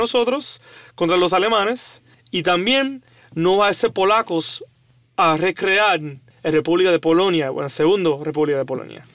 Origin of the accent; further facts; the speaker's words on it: Cuba; un cubano